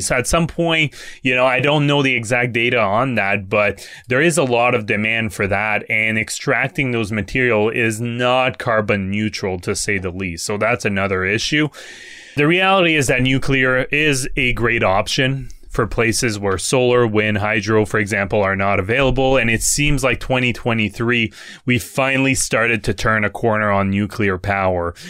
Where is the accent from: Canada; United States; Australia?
Canada; Quebec; I'm from Quebec